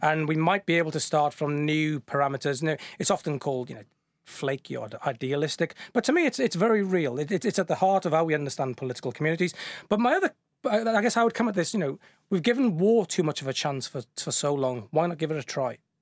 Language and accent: English; the Welsh mining valleys, Wales, United Kingdom; moved away; also born or lived in Bristol; I grew up in the Welsh mining valleys